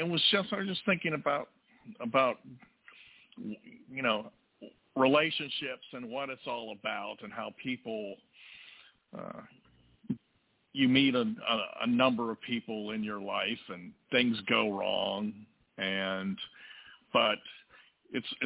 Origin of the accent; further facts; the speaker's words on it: New Castle, Pennsylvania, United States; also born or lived in Pineville, Kentucky (mother's origin); I was born in Newcastle, Pennsylvania, which is just outside of Pittsburgh.